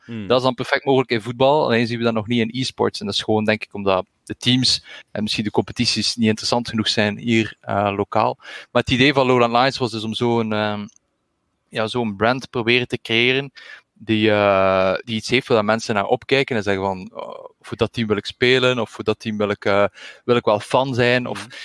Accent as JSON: {"language": "Dutch", "town": "Ghent", "region": "Flanders", "country": "Belgium", "said": "Ik ben ook afkomstig uit Gentse."}